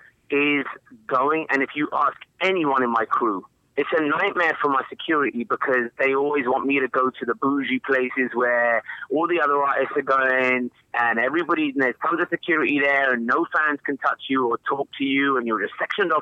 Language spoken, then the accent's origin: English; England, United Kingdom; growing up in England, we listened to American music